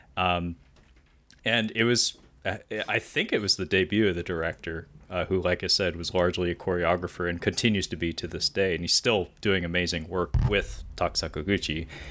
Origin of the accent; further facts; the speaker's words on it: Pacific Northwest, United States; I'm from the Pacific Northwest